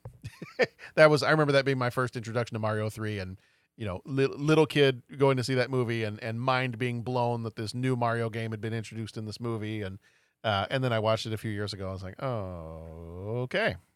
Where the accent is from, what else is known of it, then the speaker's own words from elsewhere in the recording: Texas, United States; I grew up in Texas